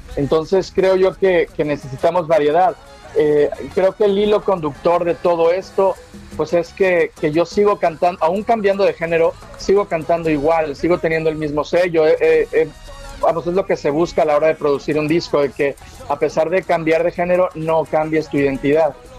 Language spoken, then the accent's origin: Spanish; Veracruz, Mexico; Yo soy veracruzano, soy jarocho